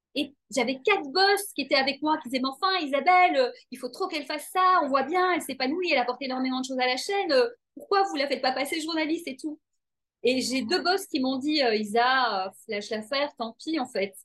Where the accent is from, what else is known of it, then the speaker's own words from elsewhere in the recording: Brussels, Brussels-Capital Region, Belgium; j'ai grandi à Bruxelles